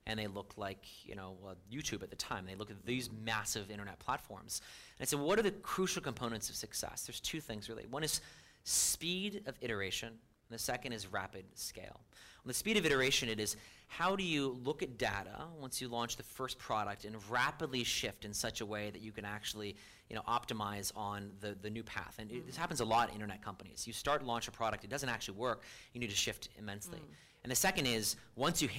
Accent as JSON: {"language": "English", "country": "United States", "said": "I'm an American."}